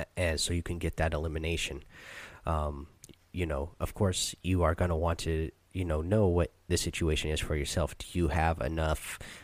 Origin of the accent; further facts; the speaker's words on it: Seattle, Washington, United States; I'm actually from Seattle